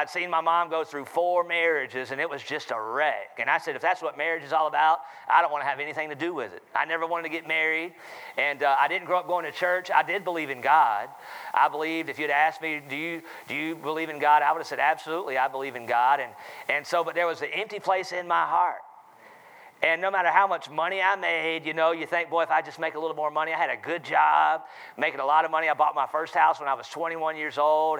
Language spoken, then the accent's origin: English; Charlotte, North Carolina, United States; accent: southern; I'm from North Carolina, Charlotte, North Carolina